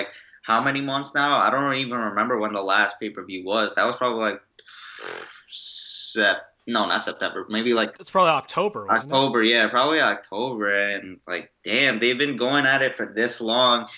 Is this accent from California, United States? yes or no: no; Long Island, New York, United States; we're both from Long Island